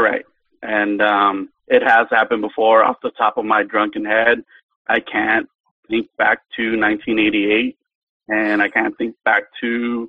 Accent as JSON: {"language": "English", "region": "Mexico City", "country": "Mexico", "tie": "born or raised there", "said": "I was born in Mexico City. The majority of my family were American."}